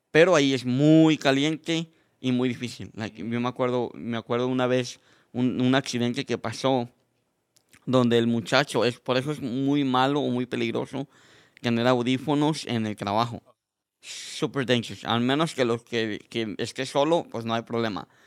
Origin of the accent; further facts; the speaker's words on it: Mexico; moved away; cuando llegué de México, decía, ¿por qué los mexicanos misquean el inglés con el español?